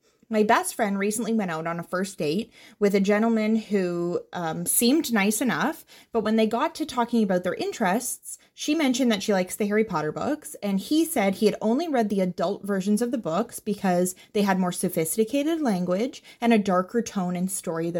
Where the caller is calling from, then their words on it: Canada; I'm a listener from Canada.